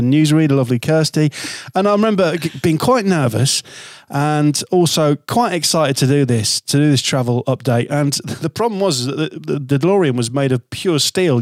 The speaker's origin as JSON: {"language": "English", "town": "Hull", "region": "Yorkshire and the Humber", "country": "United Kingdom", "tie": "born or raised there", "said": "my hometown"}